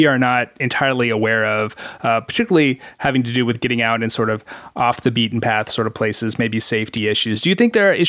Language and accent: English; Greensboro, North Carolina, United States; my hometown of Greensboro